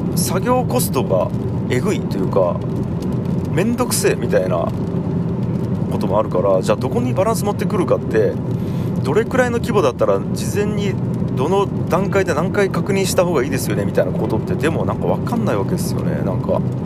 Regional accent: Tagawa, Fukuoka, Japan; もともと田川という町で生まれ育ちました

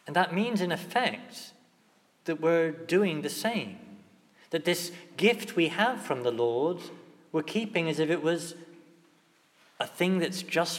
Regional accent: England, United Kingdom; as English Catholics

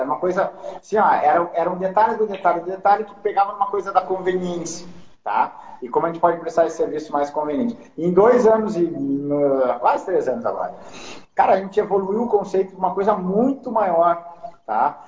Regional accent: Porto Alegre, Rio Grande do Sul, Brazil; moved away as an adult; also born or lived in São Paulo / New York; eu vou voltar para Porto Alegre, eu sou originalmente de Porto Alegre

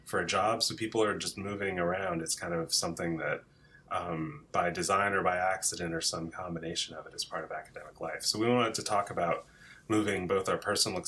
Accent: New Jersey, United States; moved away as an adult; also born or lived in Chicago / Berkeley; I grew up in New Jersey and went to college outside of Chicago

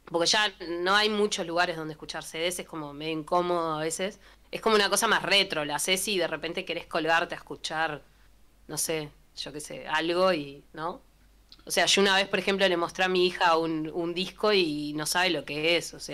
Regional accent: Uruguay; Como representantes uruguayos... Eh, no estamos muy alineados con la pandemia tampoco

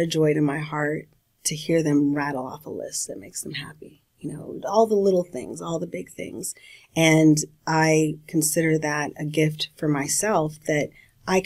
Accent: California, United States; I'm from California.

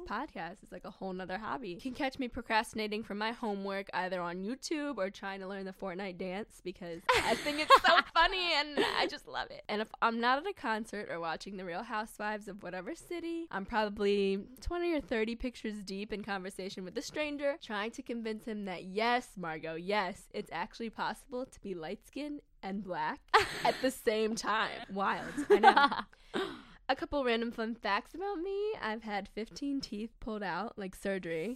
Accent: Baltimore, Maryland, United States; I was born and raised in Baltimore, Maryland

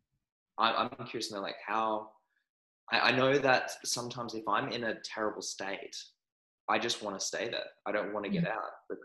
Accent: Australia; also born or lived in New Zealand; I was born in New Zealand, but I was raised in Australia.

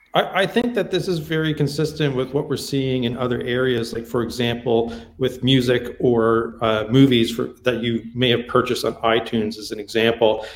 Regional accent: Canada; also born or lived in California; since I'm Canadian

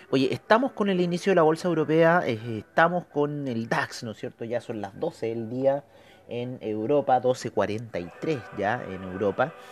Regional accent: Chile; Así que esperemos que eso nos beneficie a nosotros como chilenos, ¿no?

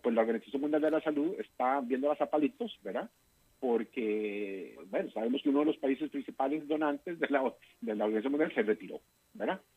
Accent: Costa Rica; yo como costarricense latinoamericano

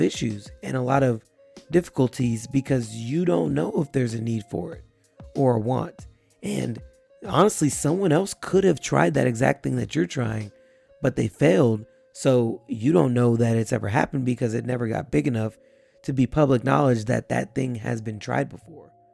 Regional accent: Texas, United States; I'm in an area here in my hometown

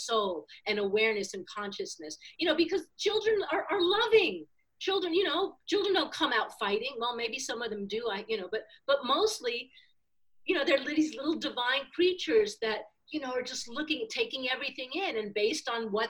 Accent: New York City, New York, United States; moved away; also born or lived in Miami; I was raised in Manhattan in the 60s

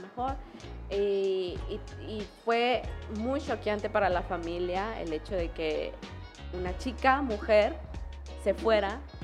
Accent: Tuxtla Gutiérrez, Chiapas, Mexico; also born or lived in San Cristóbal de las Casas / Comitán / Tapachula; Yo nací en la ciudad de Tuxla Gutiérrez, Tuxtleca, Coneja. Eh, básicamente toda mi vida la viví y crecí y desarrollé aquí y en diferentes puntos del estado.

